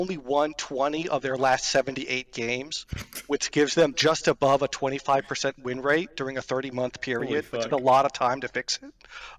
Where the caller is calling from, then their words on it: Tampa Bay, Florida, United States; Tampa Bay, Florida.